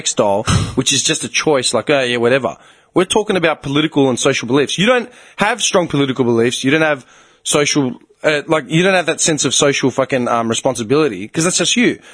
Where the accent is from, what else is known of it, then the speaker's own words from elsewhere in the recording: Australia; accent: bogan; I sound like a fucking bogan half the time, and it's because I grew up in Australia